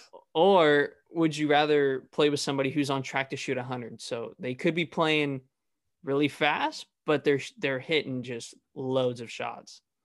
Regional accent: Fresno, California, United States; I'm actually from Fresno area

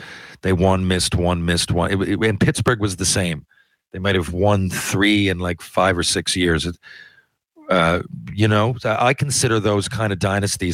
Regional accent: Newfoundland and Labrador, Canada

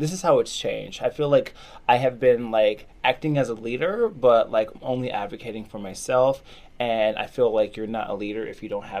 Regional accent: Chicago, Illinois, United States; also born or lived in Michigan; I grew up in the Chicagoland area, okay. And my family is from Jamaica.

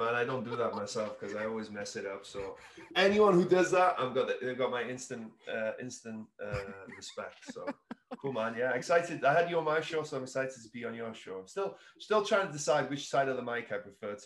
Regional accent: Wales, United Kingdom; moved away; I'm originally from Wales in the UK

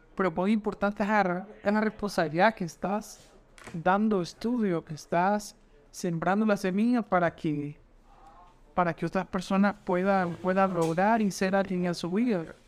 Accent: Honduras; como todo hondureño pedí puntos

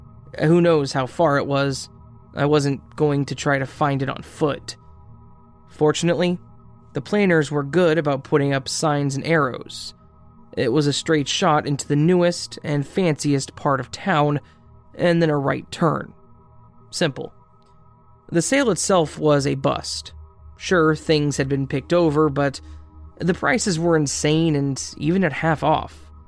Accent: India; At this point, I would like to clarify that I'm from India, and back then, I still hadn't traveled to Europe

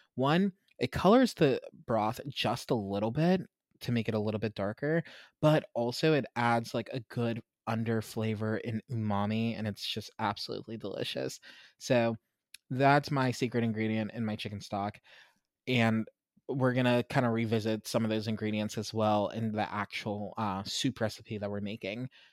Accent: Pittsburgh, Pennsylvania, United States; I grew up in Pittsburgh, mostly, um, and where we lived, we lived outside of the city

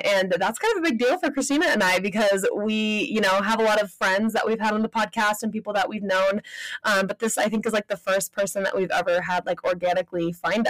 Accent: Southern California, United States; moved away; I'm from Southern California

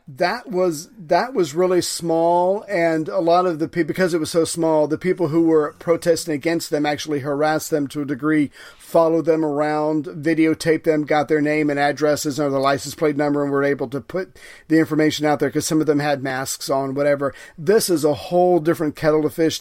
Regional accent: the South, United States; I'm from the South

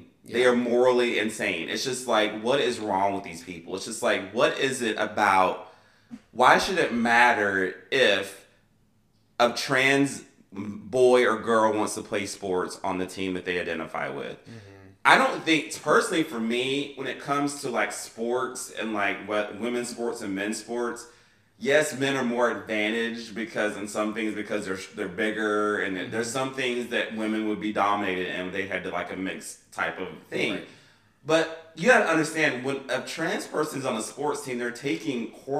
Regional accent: United States; And I am a capitalist. It's called, I'm American. It's been ingrained in me as I'm a capitalist as an American citizen.

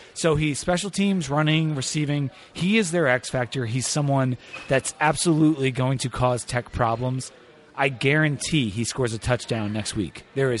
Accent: Delaware, United States; He's actually from my hometown in Delaware.

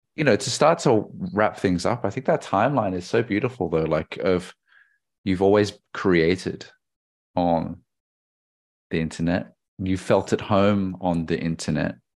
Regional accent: Australia; I'm a Chinese Australian

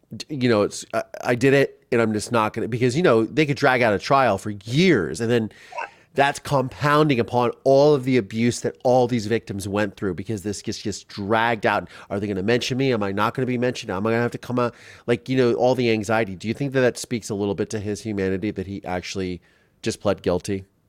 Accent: Ohio, United States; I grew up in Ohio

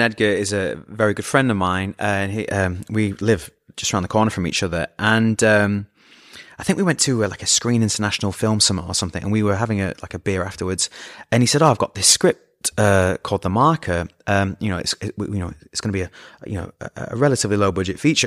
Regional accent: Scunthorpe, Yorkshire and the Humber, United Kingdom; moved away; I'm from Scunthorpe

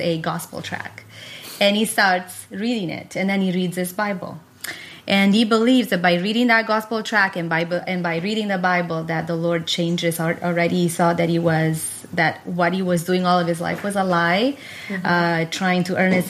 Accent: Italy; English is a second language; I was born in Italy and raised there.

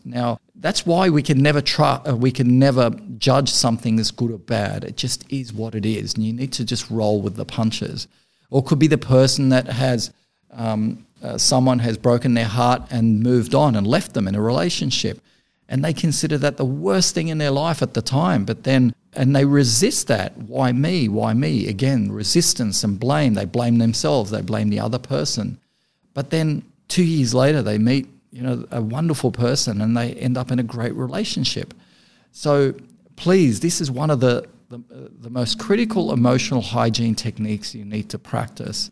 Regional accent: Beirut, Beirut Governorate, Lebanon; moved away; was born and raised in Beirut

